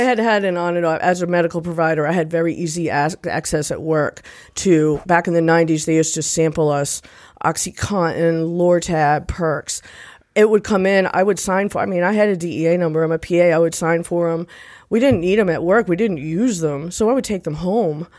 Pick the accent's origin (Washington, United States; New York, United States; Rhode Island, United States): Rhode Island, United States; moved away; also born or lived in Nashville, Tennessee; So I'm originally from Rhode Island.